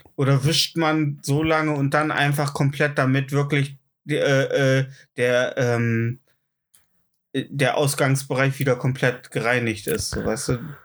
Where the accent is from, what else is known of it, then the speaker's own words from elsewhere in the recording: GDR, East Germany, Germany; ich bin nicht lang genug in der DDR aufgewachsen